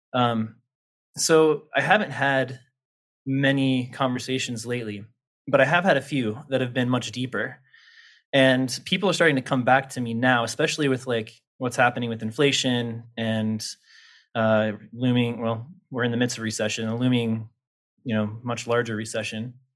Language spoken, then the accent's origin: English; Topeka, Kansas, United States; also born or lived in Lawrence, Kansas; I grew up in Topeka, Kansas, capital of Kansas